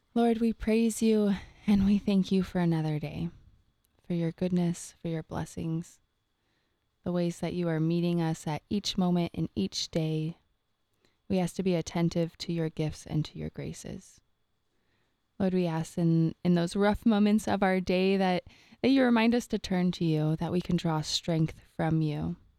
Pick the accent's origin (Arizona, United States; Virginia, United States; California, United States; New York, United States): California, United States; Rancho Cucamonga; I'm from Rancho Cucamonga, California, and that actually means land of the many rocks